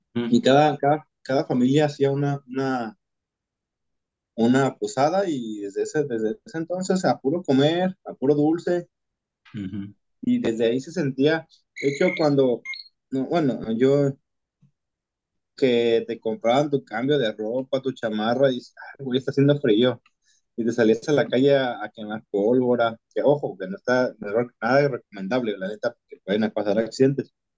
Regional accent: Jalisco, Mexico; accent: Jalisco; los que hablamos cantados somos, somos los de Jalisco

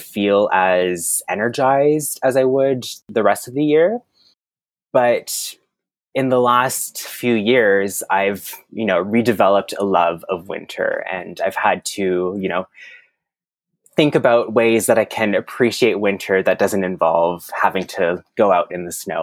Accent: Moncton, New Brunswick, Canada; first language French; English is a second language; moved away as an adult; now in Toronto, Canada; I was born on the East Coast in a land we know as Moncton, New Brunswick

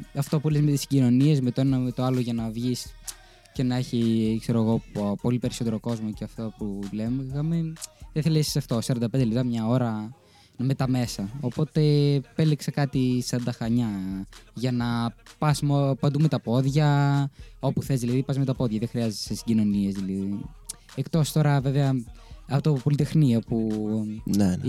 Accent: Thermi, Central Macedonia, Greece; moved away as an adult; now in Chania, Greece; εγώ που ήμουν από τη Θεσσαλονίκη

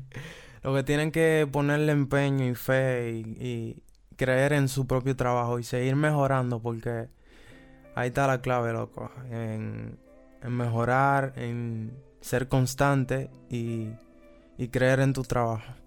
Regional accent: Santo Domingo, Distrito Nacional, Dominican Republic; soy de la República Dominicana, específicamente de Santo Domingo, la capital

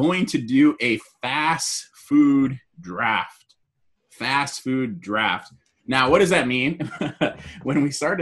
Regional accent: Southern California, United States; Me and Jose are from Southern California.

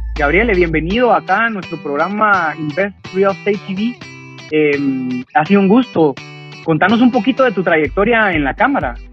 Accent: Guatemala; yo como guatemalteco

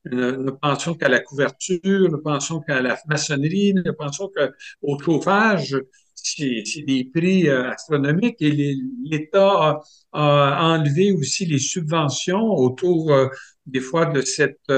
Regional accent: Saint-Hyacinthe, Quebec, Canada; mais le diocèse d'où je viens, moi je viens du diocèse de Saint-Hyacinthe

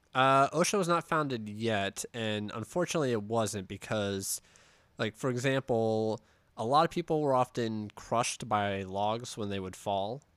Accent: Pittsburgh, Pennsylvania, United States; we're from Pittsburgh

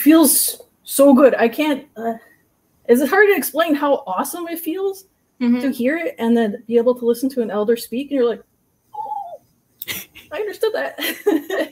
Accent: Secwepemc and Okanagan Nations, interior British Columbia, Canada; I'm from the uh, and uh, are uh, uh, Shuswap and the Okanagan Nations in the interior BC

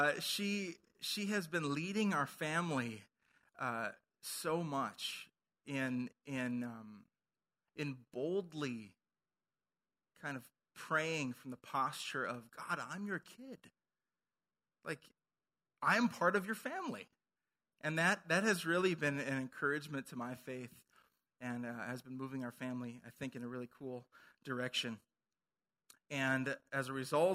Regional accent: Minnesota, United States; moved away; I'm from Minnesota

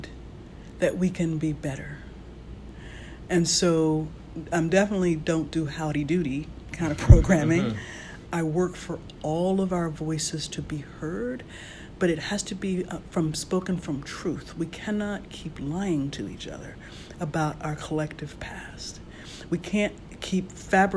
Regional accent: Virginia, United States; growing up in Virginia

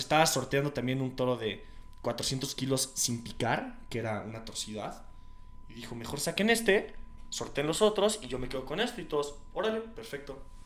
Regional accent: Querétaro, Mexico

